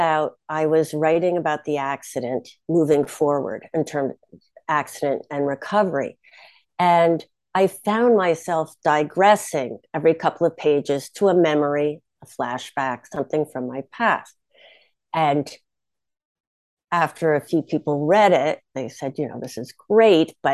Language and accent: English; Bronxville, New York, United States; my hometown is Bronxville